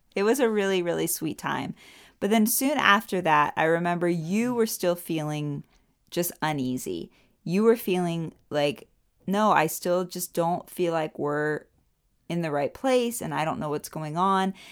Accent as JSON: {"language": "English", "country": "United States", "moved": "yes", "lives_now": "Germany", "said": "I'm an American"}